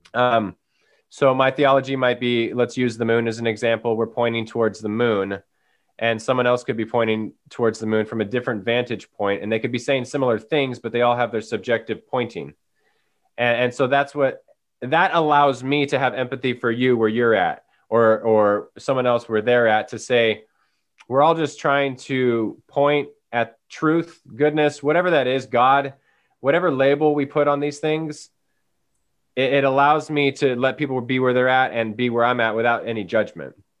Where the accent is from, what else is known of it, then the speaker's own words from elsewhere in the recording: Paradise, California, United States; now in Chico, United States; we had that fire a couple years ago that burnt down my hometown, um, Paradise, California